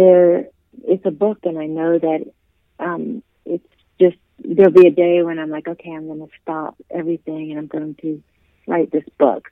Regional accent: the South, United States; I grew up in the South

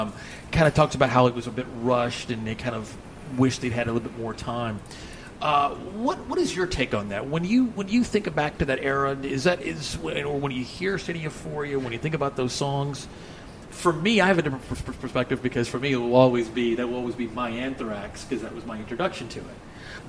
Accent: Dallas, Texas, United States; also born or lived in Fort Worth; I grew up here in Dallas and in the Fort Worth area.

